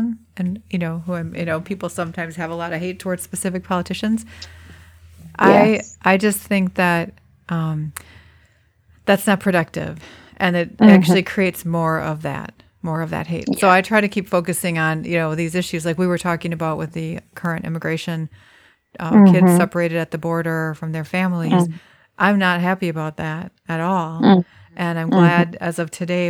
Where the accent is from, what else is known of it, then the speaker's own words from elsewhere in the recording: United States; as an American